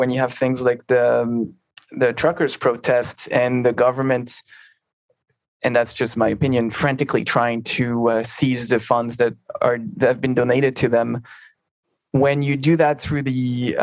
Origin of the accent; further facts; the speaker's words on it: near Albertville, Auvergne-Rhône-Alpes, France; Albertville, near my hometown